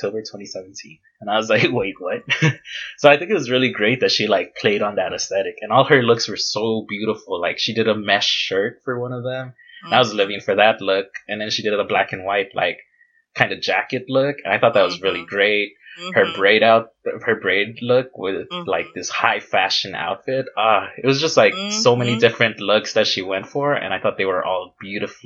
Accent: Los Angeles, California, United States; I'm from Los Angeles, California, specifically in Koreatown

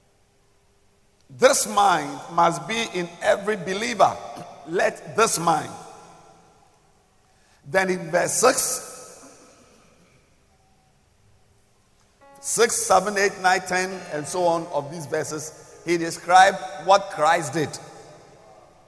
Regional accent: Ghana; I am a Ghanaian

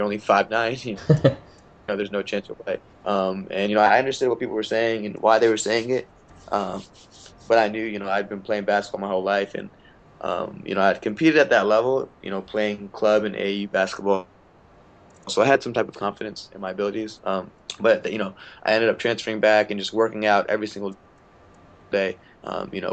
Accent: Maryland, United States; also born or lived in India (ancestry); I'm from Maryland

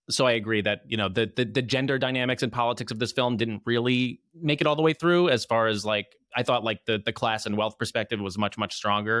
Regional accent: New Jersey, United States; moved away as an adult; now in New York, United States; I am from New Jersey

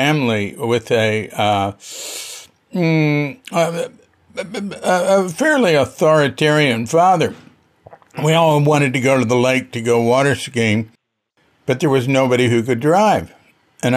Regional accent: Fort Worth, Texas, United States; I come from Fort Worth, Texas, and we had a technical high school

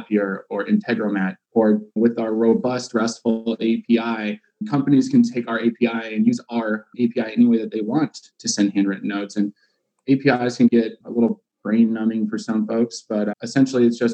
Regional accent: California, United States; also born or lived in Arizona; We grew up in California

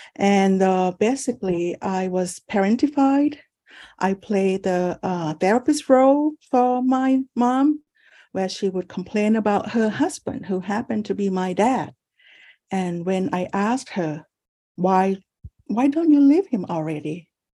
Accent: Thailand; now in San Francisco, United States; I was born in Thailand, and I'm the first child of four children

